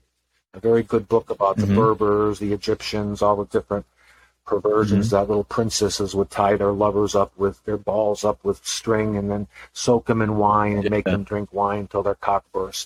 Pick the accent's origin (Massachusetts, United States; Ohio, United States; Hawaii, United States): Massachusetts, United States; also born or lived in California; my hometown because I was living in Massachusetts